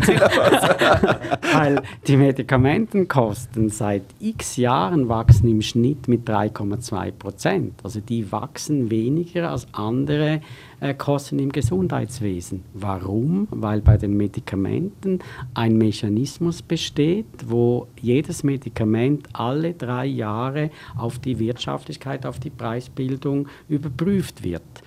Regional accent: Switzerland; ich bin ja auch ein Schweizer

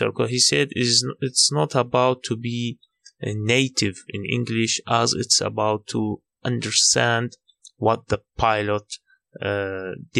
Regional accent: Baghdad, Baghdad Governorate, Iraq; from Iraq, Baghdad

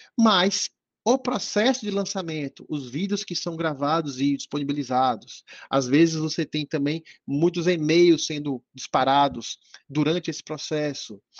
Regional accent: Bahia, Brazil; Eu estou em Salvador, Bahia, né? Sou baiano

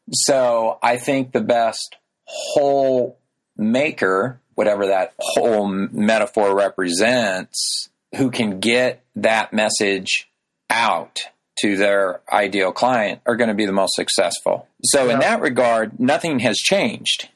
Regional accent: rural Illinois, United States; now in Chicago, United States; a tractor going around the main square in my hometown that I grew up in.

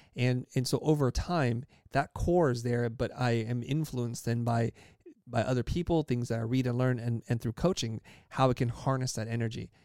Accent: California, United States; English is a second language; also born or lived in Saigon, Vietnam; I was born in Saigon, Vietnam, came to the United States, and grew up in a, in a place and space in California

